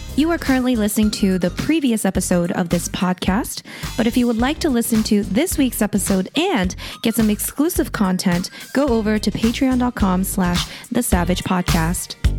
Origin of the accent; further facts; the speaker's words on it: Canada; we're Canadian